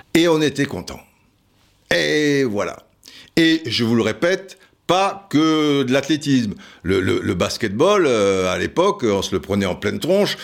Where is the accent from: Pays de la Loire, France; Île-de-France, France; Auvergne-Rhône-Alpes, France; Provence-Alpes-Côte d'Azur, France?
Provence-Alpes-Côte d'Azur, France; Cannes; also born or lived in Antibes; je suis de Cannes, en plus, j'ai été au lycée à Antibes